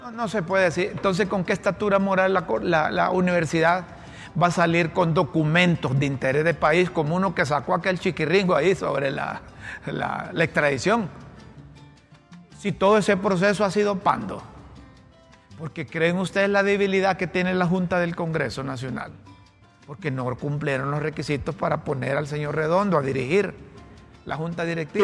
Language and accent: Spanish; Honduras; como hondureño